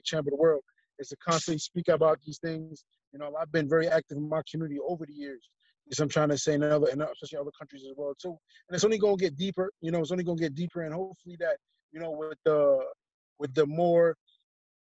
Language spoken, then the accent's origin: English; New York City, New York, United States; growing up in New York, growing up in Brooklyn